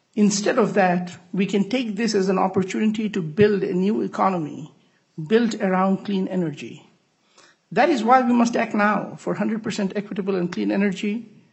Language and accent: English; Bangladesh; now in Minnesota, United States; I was born in Bangladesh